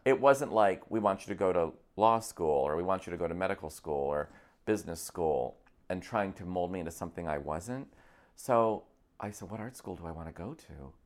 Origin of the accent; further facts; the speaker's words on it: Scotia, New York, United States; moved away as an adult; also born or lived in Akron, Ohio / Boston; now in Los Angeles, United States; I was from upstate New York